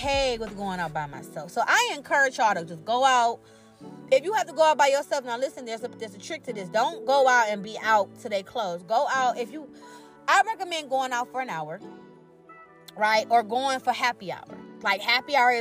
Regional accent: Cleveland, Ohio, United States; I'm from Cleveland

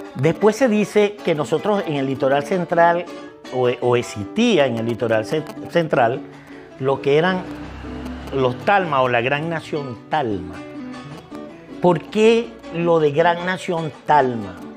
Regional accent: Vargas, Venezuela; somos, somos gente de Vargas

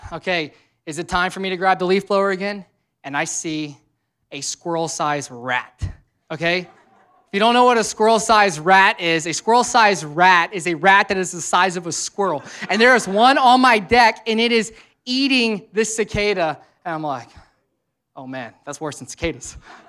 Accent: the South, United States; Okay, I don't know what you're, I'm from the South, right?

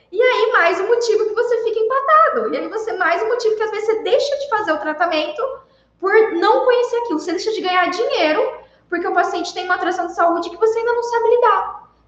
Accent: Santa Cruz de Monte Castelo, Paraná, Brazil; born there; Na minha cidade onde eu nasci. Eu nasci uma cidade muito do interior do Paraná. É de Santa Cruz de Monte Castelo. Eu acho que lá deve ter uns 7 mil habitantes.

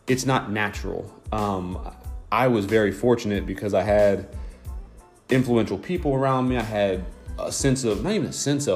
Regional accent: Delaware, Ohio, United States; I'm from Delaware, Ohio, a small town

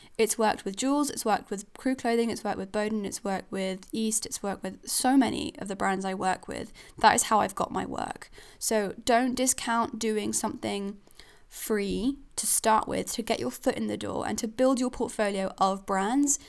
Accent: Switzerland; now in Falmouth, United Kingdom; I'm a foreigner. I'm from Switzerland, so I don't even come from here.

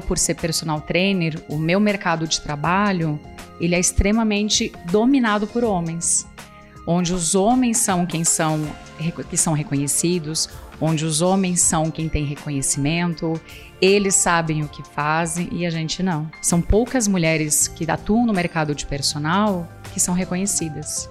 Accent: Chapecó, Santa Catarina, Brazil; moved away as an adult; now in São Paulo, Brazil; Eu sou natural de Chapecó, Santa Catarina.

